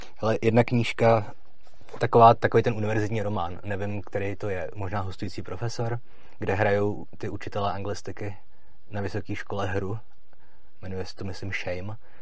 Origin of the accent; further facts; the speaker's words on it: Litomyšl, Pardubice Region, Czechia; já pocházím z Letomišle